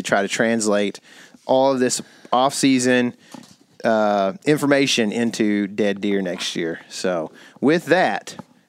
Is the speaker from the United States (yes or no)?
yes; East Texas, United States; I grew up duck hunting quite a bit here in East Texas